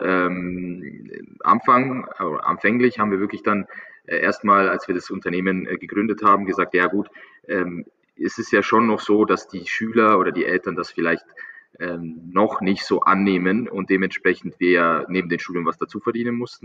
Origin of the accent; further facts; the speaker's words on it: Munich, Bavaria, Germany; ich, ich komme aus München, München ist ähm, relativ große Stadt